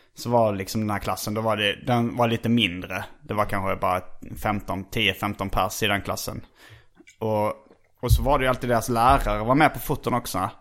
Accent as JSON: {"language": "Swedish", "region": "Skåne", "country": "Sweden", "moved": "as an adult", "said": "jag kom ju från Skåne, så det var ju först när jag flyttade hit i tjugoårsåldern"}